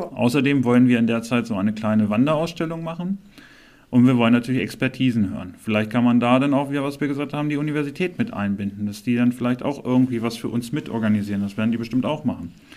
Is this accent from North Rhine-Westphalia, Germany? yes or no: no; Clausthal-Zellerfeld, Lower Saxony, Germany; Ich bin hier im Krankenhaus geboren, ich bin hier aufgewachsen